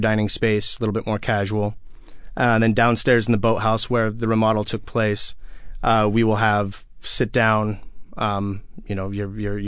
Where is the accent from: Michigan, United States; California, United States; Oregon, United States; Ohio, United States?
Oregon, United States; Portland; also born or lived in Hawaii; now in Seattle, United States; Born and raised in Portland